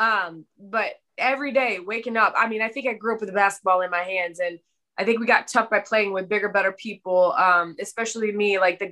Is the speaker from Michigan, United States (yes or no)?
yes; Brownstown, Michigan, United States; born and raised in Brownstown, Michigan. That's south of Detroit, a very rural side of town